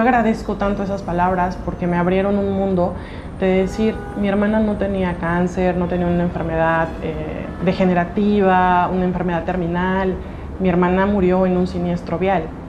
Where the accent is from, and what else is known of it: Oaxaca, Mexico